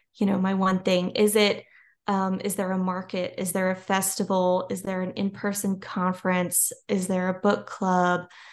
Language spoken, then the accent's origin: English; Louisiana, United States; I'm from Louisiana.